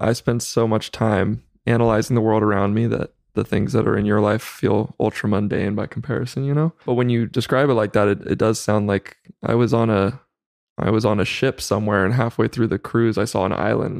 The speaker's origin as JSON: {"language": "English", "town": "Chowchilla", "region": "California", "country": "United States", "tie": "born or raised there", "said": "I grew up in Central Valley of California. So in a small town near Fresno called Chowchilla."}